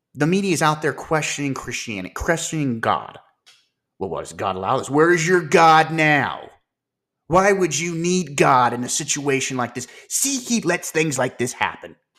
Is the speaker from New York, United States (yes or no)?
no; Ohio, United States; my home state of Ohio